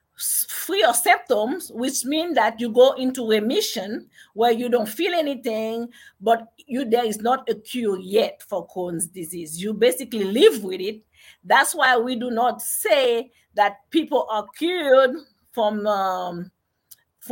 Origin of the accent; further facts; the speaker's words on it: Haiti; moved away as an adult; now in United States; I was born in Haiti, and I came to America when I was about 18 years old. And I studied in Haiti